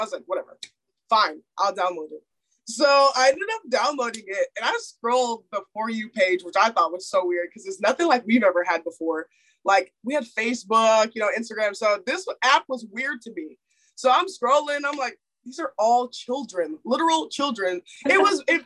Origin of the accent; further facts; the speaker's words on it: Houston, Texas, United States; moved away as an adult; my hometown in Houston